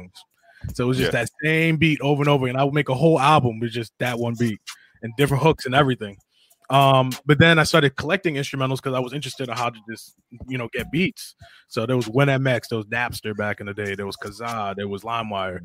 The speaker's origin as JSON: {"language": "English", "town": "Hempstead", "region": "New York", "country": "United States", "tie": "born or raised there", "said": "I'm from Long Island, New York, Hempstead to be exact"}